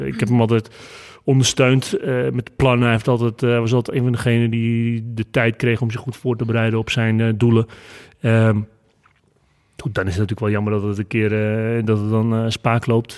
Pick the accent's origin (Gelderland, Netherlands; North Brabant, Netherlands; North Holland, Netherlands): North Holland, Netherlands; ik kom uit het Noord-Hollandse.